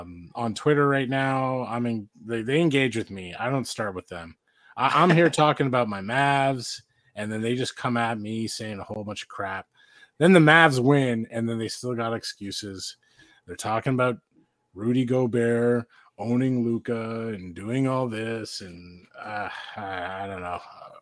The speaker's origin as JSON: {"language": "English", "town": "Salt Lake City", "region": "Utah", "country": "United States", "said": "I'm from Salt Lake City."}